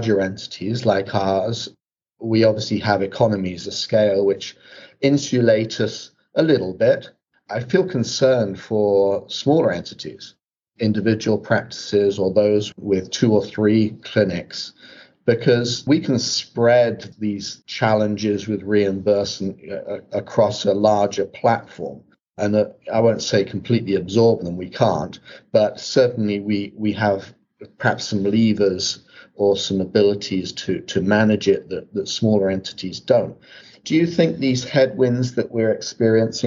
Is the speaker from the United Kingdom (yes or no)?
yes; England, United Kingdom; moved away as an adult; now in United States; as an English therapist